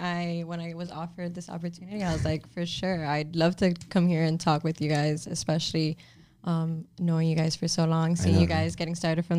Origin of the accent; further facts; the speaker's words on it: Miami, Florida, United States; also born or lived in Tallahassee, Florida; guys. I was born and raised in Miami, Florida. The only time I ever left was when I went to FSU.